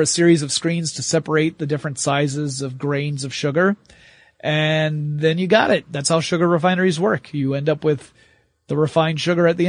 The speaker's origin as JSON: {"language": "English", "region": "the South", "country": "United States", "said": "I'm from the South"}